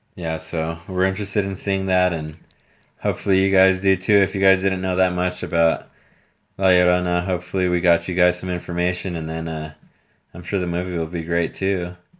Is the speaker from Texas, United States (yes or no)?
yes; Texas, United States; moved away; I wouldn't say born and raised in Texas, but being from Texas and living in Texas on and off throughout my life